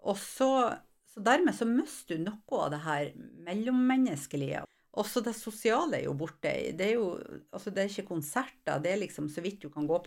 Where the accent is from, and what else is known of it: Mosjøen, Nordland, Norway; accent: broad Vefsn dialect (vefsning)